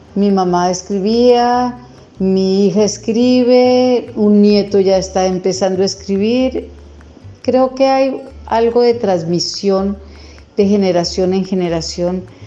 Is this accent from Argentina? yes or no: no; Colombia; escritora colombiana